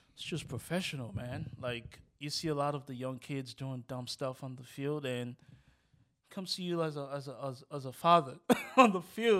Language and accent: English; Nigeria; also born or lived in Rosedale; now in United States; growing up in Nigeria